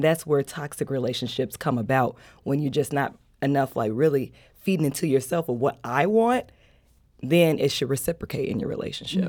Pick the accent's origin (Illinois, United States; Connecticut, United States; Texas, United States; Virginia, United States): Illinois, United States; Chicago; moved away as an adult; now in St. Louis, United States; I've been living here in Saint Louis for seven years. I'm from Chicago